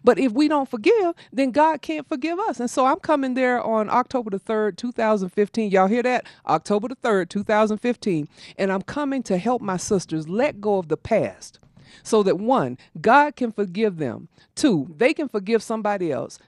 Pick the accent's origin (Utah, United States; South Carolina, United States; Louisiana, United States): South Carolina, United States; growing up in South Carolina in a house that had no plumbing